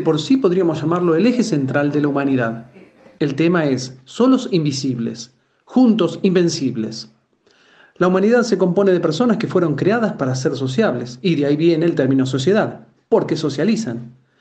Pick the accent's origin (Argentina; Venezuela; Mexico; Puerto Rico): Argentina; Como argentino